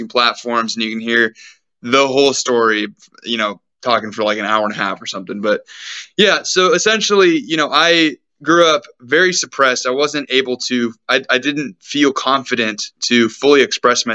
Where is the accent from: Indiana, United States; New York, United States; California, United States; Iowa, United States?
California, United States; Sacramento; me being born and growing up in Sacramento, California, which is the place that I am actually still